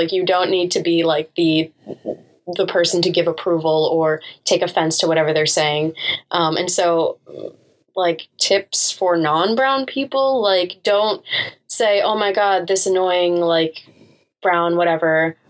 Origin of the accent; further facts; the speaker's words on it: Canada; I wasn't born in America either. So, I mean, I was born in Canada. So whenever Canada comes up and I'm like, oh, I'm Canadian